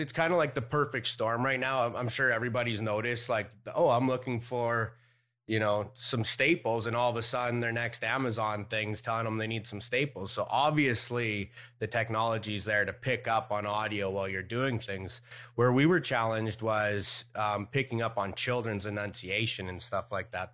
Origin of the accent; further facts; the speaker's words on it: Canada; moved away; I was born in Canada